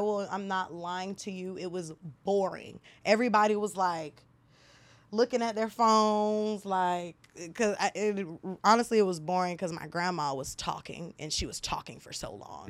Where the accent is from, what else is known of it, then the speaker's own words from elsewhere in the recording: Nigeria; I'm Nigerian